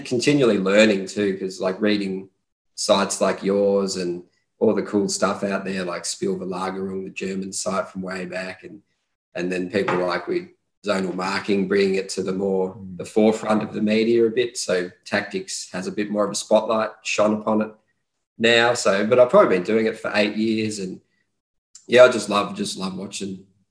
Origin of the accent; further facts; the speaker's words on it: Australia; growing up in Australia